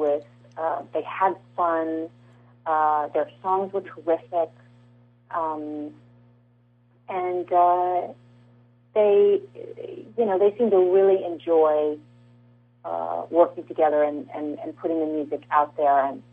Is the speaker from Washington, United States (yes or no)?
no; California, United States; I'm from California.